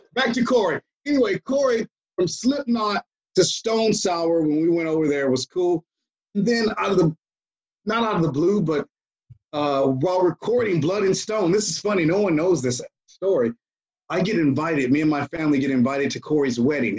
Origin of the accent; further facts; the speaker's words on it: Atlanta, Georgia, United States; we're all from Atlanta.